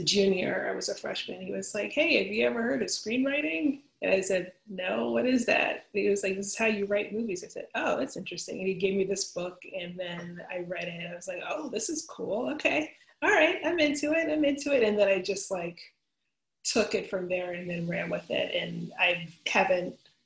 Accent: Philadelphia, Pennsylvania, United States; I'm from Philadelphia

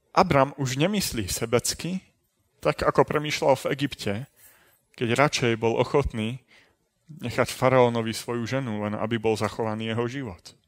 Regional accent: Trenčín, Trenčín Region, Slovakia; narodil som sa, aj som vyrastal v Trenčíne

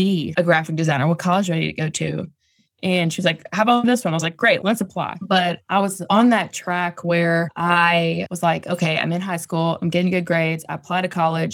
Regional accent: Virginia, United States; moved away as an adult; also born or lived in Outer Banks; I grew up in Virginia and I went to school like an hour away from where I grew up

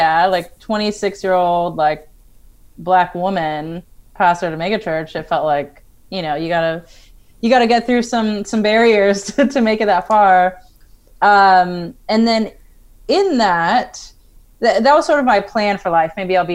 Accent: Colorado, United States; I actually grew up in Colorado

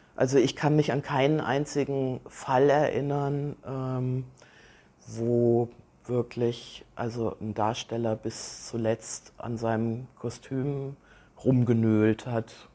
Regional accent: Kassel, Hesse, Germany; now in Aalen, Germany; ich bin in Kassel geboren

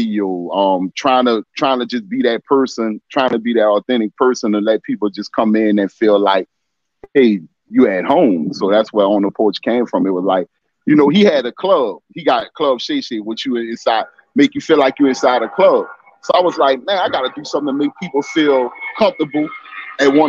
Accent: New Orleans, Louisiana, United States; Born and raised here in New Orleans

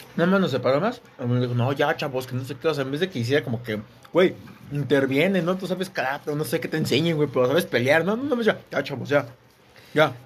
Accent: Ecatepec, State of Mexico, Mexico; somos de Catepec

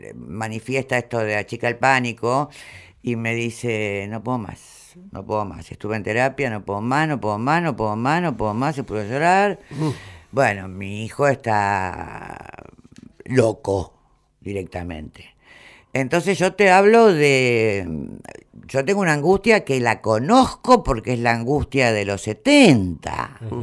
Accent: Argentina; yo soy la única argentina

